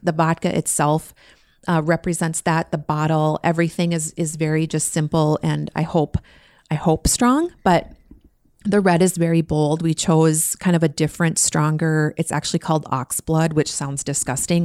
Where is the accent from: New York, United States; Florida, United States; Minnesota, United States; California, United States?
Minnesota, United States; Being local, I mean, we're from Minnesota. We, you know, we this is our this is our home state for sure.